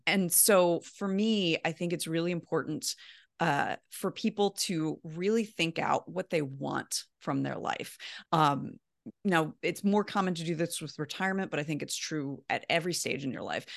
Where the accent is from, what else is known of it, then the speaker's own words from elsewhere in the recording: Baltimore, Maryland, United States; moved away as an adult; also born or lived in Midwest / Columbus, Ohio; I'm from Baltimore originally